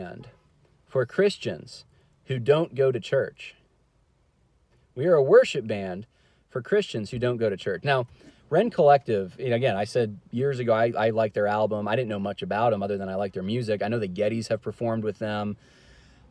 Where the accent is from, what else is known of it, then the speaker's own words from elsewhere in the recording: California, United States; moved away; originally, I'm actually from California